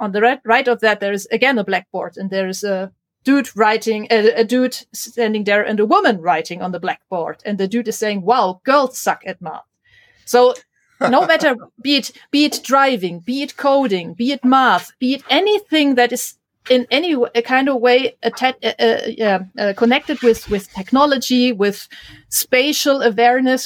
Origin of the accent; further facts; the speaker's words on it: Germany; growing up in Germany in the 80s as a girl who was into STEM stuff